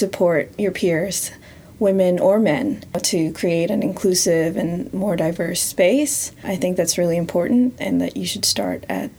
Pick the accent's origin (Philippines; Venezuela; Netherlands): Philippines; also born or lived in Canada; growing up in Canada and growing up in the Philippines